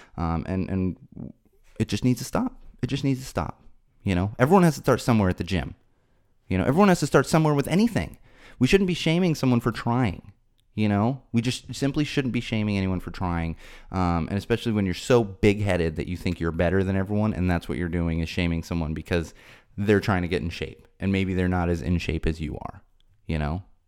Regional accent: San Diego, California, United States; I grew up in San Diego

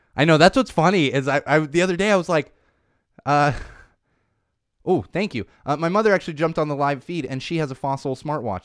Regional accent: Southern California, United States; I grew up in Southern California

